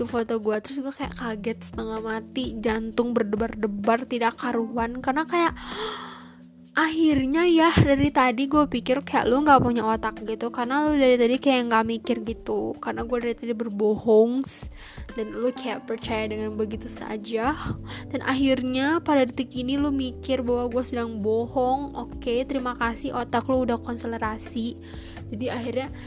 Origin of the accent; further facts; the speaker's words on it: West Java, Indonesia; memalukan gue sebagai warga Sunda gue sebagai suku asli warga Sunda